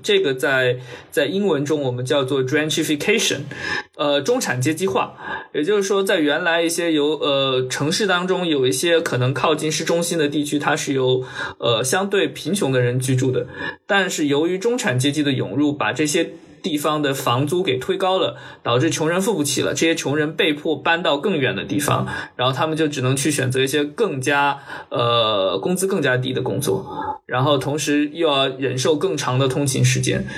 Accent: Wenzhou, Zhejiang, China; moved away; 像温州，我，呃，我的家乡

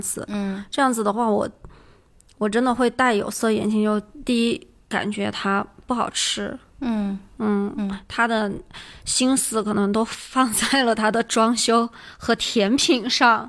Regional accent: Yunnan, China; 我们都作为云南人

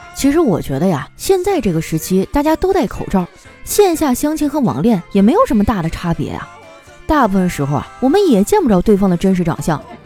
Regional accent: Harbin, Heilongjiang, China; moved away; 我老家哈尔滨还下雪了呢

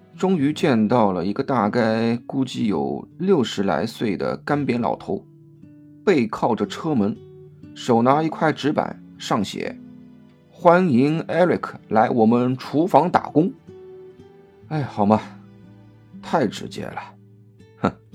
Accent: Shanghai, China; 吃的食物都是从上海的家里带出来的

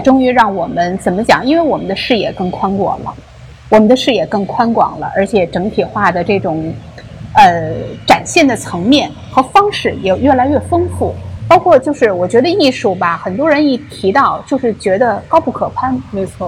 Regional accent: China; now in Los Angeles, United States; 我们中国人

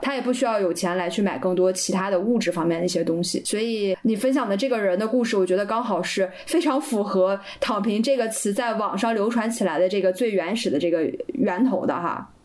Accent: Northeast China, China; 我们东北话叫“死猪不怕开水烫”

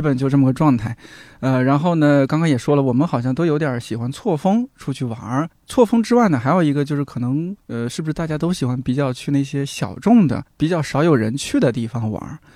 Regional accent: a small county town in Shanxi, China; moved away; 我们那小县城其实挺安静的，嗯。山西的一个小县城

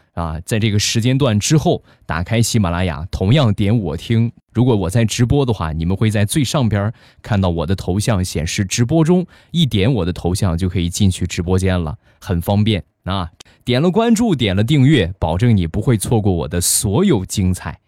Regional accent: Rizhao, Shandong, China; 日照绿茶，这是目前我们店铺的镇店之宝，也是我们的主打产品，是我们家乡的特产

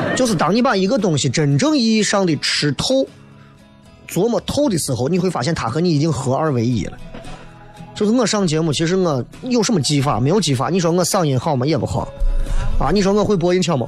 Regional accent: Xi'an, Shaanxi, China; accent: Xi'an dialect; 我说你们每天晚上开车都能听到西安话的

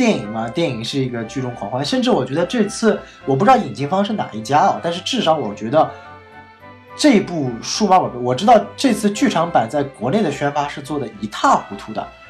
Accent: Northeast China, China; 我家乡的东北菜

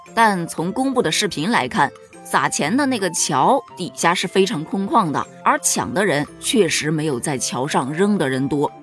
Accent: Hubei, China; 作为一个湖北人，我是真不知道咱湖北有这种风俗啊

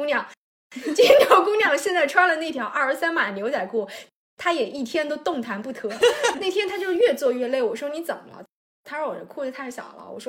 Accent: southern China, China; now in Beijing, China; 虽然我也是南方人，但是我这个吃饭的派头是非常北方的。

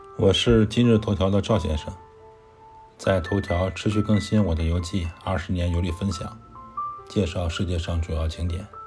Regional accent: China; moved away as an adult; now in Islamabad, Pakistan; 我一个中国人在咱马路边

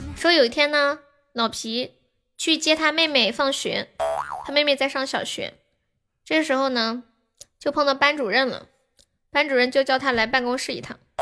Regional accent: Sichuan, China; 我们四川人在街上摆摊儿卖东西都这么喊的

